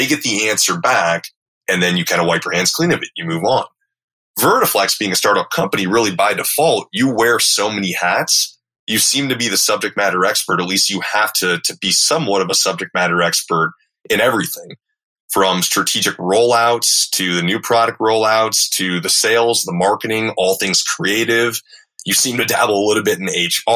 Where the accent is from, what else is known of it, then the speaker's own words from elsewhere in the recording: Minnesota, United States; moved away as an adult; also born or lived in Texas; I was from Minnesota.